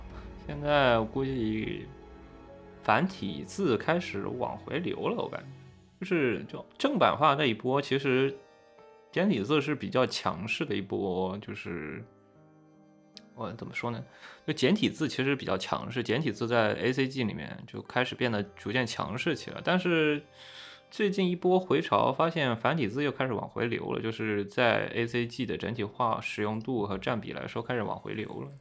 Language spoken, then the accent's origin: Chinese; China; 所以说我一般都是日文或者英文回复，所以说你也看不出来我是中国人还是日本人之类的，对吧？